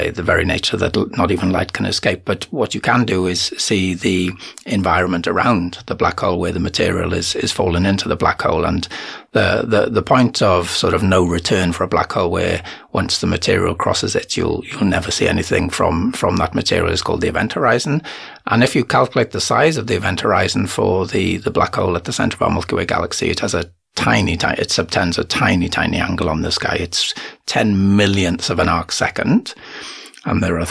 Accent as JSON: {"language": "English", "region": "Wales", "country": "United Kingdom", "also_born_or_lived": "United States / Cardiff", "moved": "as an adult", "lives_now": "Windhoek, Namibia", "said": "I'm originally from Wales"}